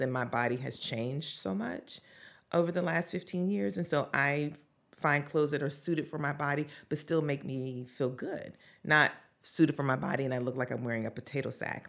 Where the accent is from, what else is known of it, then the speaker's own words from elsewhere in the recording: the South, United States; growing up in the South, um, as a Black person